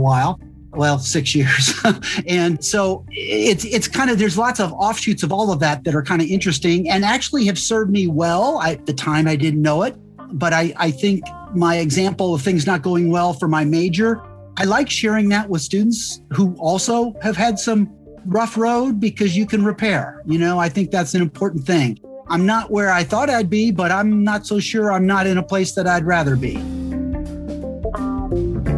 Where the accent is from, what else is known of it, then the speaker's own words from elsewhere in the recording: St. Louis, Missouri, United States; moved away; also born or lived in Indiana; I grew up in St. Louis, Missouri